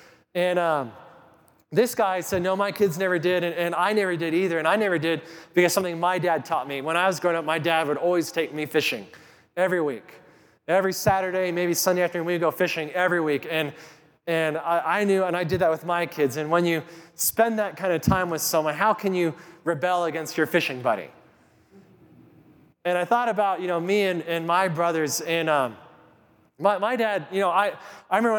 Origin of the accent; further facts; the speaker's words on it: Kit Carson, Colorado, United States; I grew up in Colorado. I grew up in Kit Carson, Colorado.